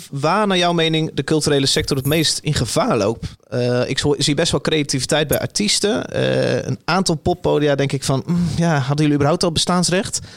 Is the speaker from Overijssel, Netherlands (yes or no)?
no; Oldenbroek, Gelderland, Netherlands; moved away; het dorp waar ik vandaan kom, Oldenbroek